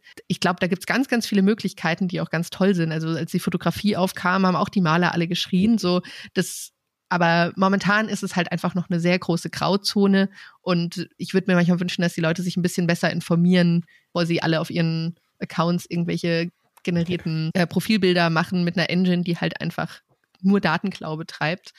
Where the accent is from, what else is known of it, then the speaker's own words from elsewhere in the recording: Rhön, Germany; now in Hamburg, Germany; wir kommen beide aus der Rhön